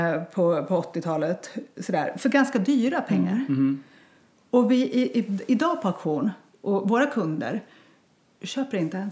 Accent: Bjuråker/Delsbo area, Gävleborg County, Sweden; moved away as an adult; also born or lived in Stockholm, Sweden; ville att, att barnen skulle få mm. växa upp här, där jag växte upp. Ja. Så jag flyttade hem

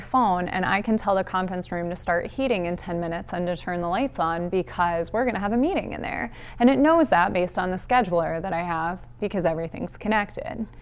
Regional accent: Northeast Ohio, United States; also born or lived in Missouri; now in Canton, United States; But I grew up in Northeast Ohio

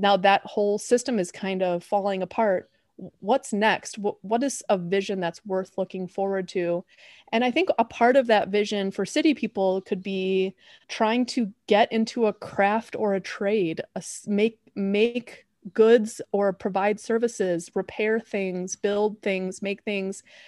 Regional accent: Chicago, Illinois, United States; I'm from Chicago.

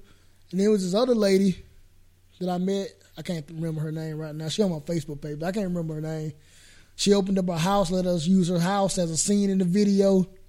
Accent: Georgia, United States; moved away as an adult; I'm from Georgia.

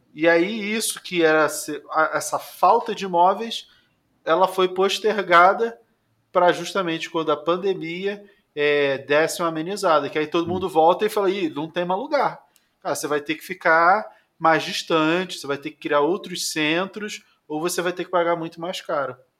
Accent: Rio de Janeiro, Brazil; moved away as an adult; now in São Paulo, Brazil; eu sou carioca, né? Eu vivi Sim. 40 anos no Rio de Janeiro e 3 anos em São Paulo

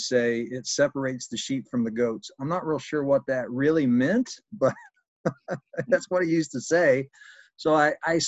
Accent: Southern Indiana, United States; moved away as an adult; also born or lived in Brazil; I'm from Southern Indiana here, just north of Louisville, Kentucky, and I've been here most of my life with the exception of about 7 years living overseas

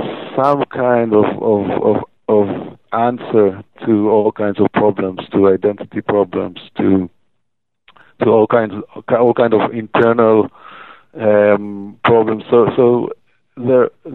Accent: Tel Aviv, Tel Aviv District, Israel; I'm from Tel Aviv

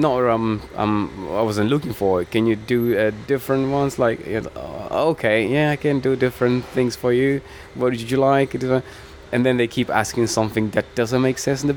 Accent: Cape Verde; now in London, United Kingdom; I came from Cape Verde, which we have 10 islands there.

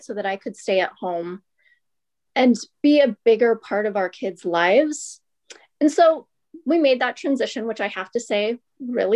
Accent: Ventura, California, United States; I'm from Ventura and most of my life here

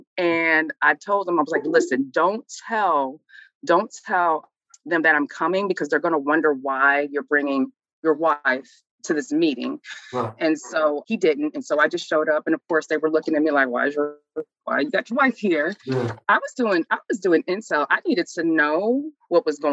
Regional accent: St. Louis, Missouri, United States; moved away as an adult; now in Atlanta, United States; I'm from St. Louis, Missouri, originally.

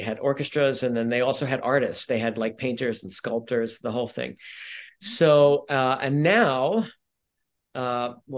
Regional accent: New York City, New York, United States; moved away as an adult; now in California, United States; I grew up in New York City, born and raised in New York City

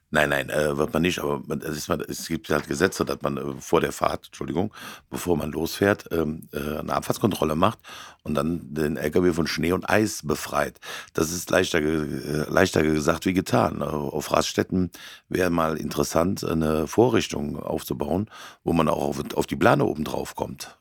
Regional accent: Cologne area, North Rhine-Westphalia, Germany; hier im Kölner Raum, es ist ganz schlimm, das ist ja meine Heimat.

